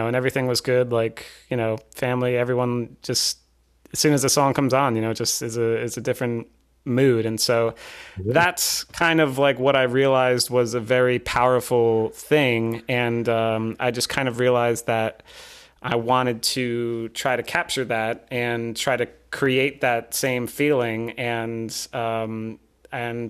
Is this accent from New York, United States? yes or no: yes; Long Island, New York, United States; moved away as an adult; also born or lived in Pennsylvania; now in California, United States; I'm from Long Island, and I went to school out in Pennsylvania